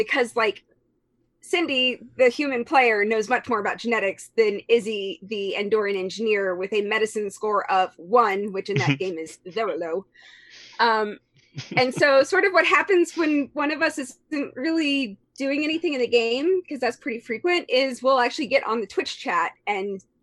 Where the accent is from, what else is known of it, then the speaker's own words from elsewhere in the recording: Galveston County, Houston area, Texas, United States; I'm I guess native born Texan. I'm originally from the Houston area, from the coast, Galveston County